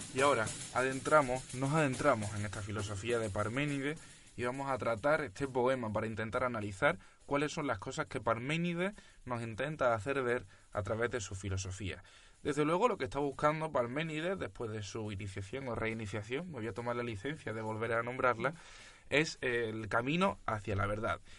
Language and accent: Spanish; Cádiz, Andalusia, Spain; nosotros, los que os presentamos este proyecto de filosofía, somos gaditanos eh, en España